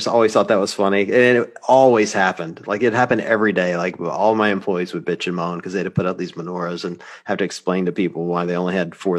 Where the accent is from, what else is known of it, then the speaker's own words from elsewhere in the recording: Deep South, United States; moved away; I grew up in the Deep South